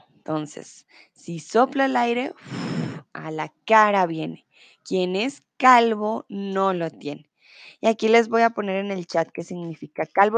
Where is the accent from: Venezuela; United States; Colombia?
Colombia